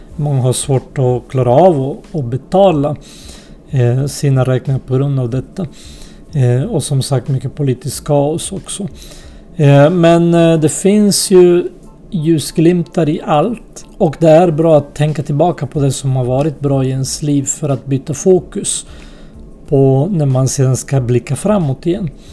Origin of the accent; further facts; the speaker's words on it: Sweden; also born or lived in unnamed homeland (war early 1990s); några av oss hamnade i Sverige till slut.